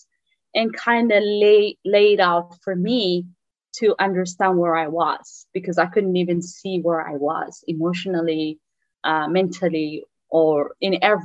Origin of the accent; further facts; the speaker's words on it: Eritrea; English is a second language; moved away as an adult; now in United States; I am from Eritrea originally, that's in East Africa. I came to US in December 15, 2007.